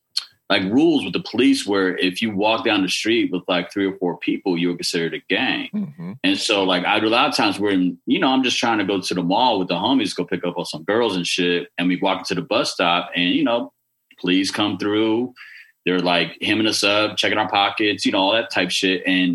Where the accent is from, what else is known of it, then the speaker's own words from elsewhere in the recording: Los Angeles, California, United States; growing up, you know, you out here, specifically in L.A. in the 90s